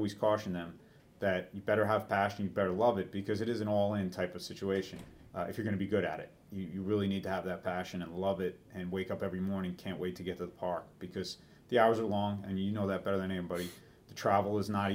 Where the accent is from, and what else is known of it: New York, United States; born or raised there